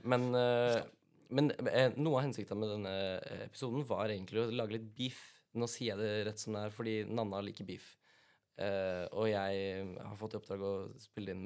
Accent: Agder, Norway; fra Agder, for de som ikke visste at det var der jeg var fra

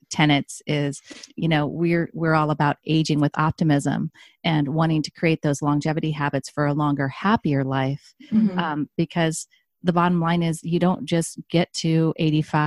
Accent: Midwest, United States; now in Oregon, United States; I grew up in the Midwest

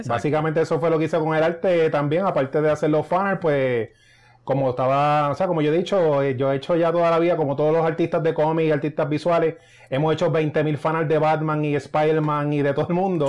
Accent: Río Grande, Puerto Rico; now in Cupey, Puerto Rico; yo soy de Río Grande. Ahora mismo estoy viviendo en Cupey.

